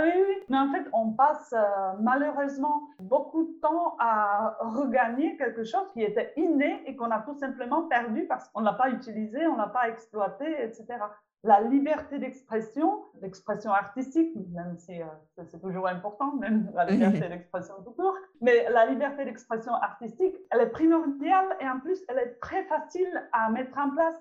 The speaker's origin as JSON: {"language": "French", "country": "Czechia", "tie": "born or raised there", "second_language": "French", "moved": "as an adult", "lives_now": "France", "said": "je, suis née et j'ai grandi en République tchèque"}